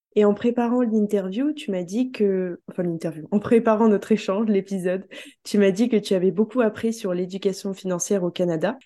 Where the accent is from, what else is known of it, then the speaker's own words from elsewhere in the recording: France; en tant que Français